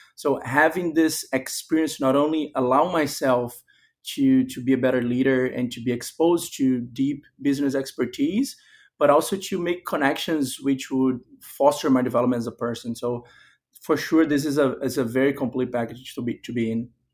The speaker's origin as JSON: {"language": "English", "country": "Brazil", "tie": "born or raised there", "moved": "as an adult", "said": "I was born and raised in Brazil, while my father's family comes from Spain"}